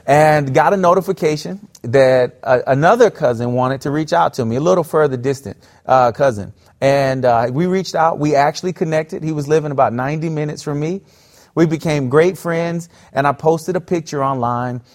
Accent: South Florida, United States; I grew up in South Florida

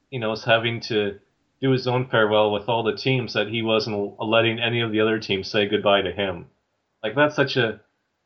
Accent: Canada; I was from Canada

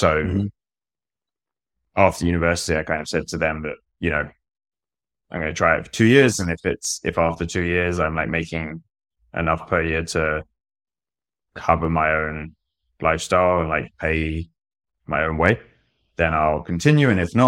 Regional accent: Brighton, South East England, United Kingdom; I'm from Brighton, in the UK.

